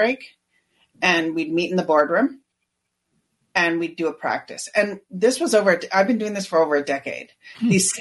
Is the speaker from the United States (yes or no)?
no; Canada; I'm Canadian